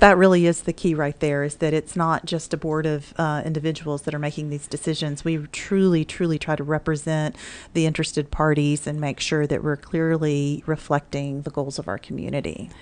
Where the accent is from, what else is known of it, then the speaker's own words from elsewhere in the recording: Mississippi, United States; now in Mansfield, Texas, United States; Growing up in Mississippi in public education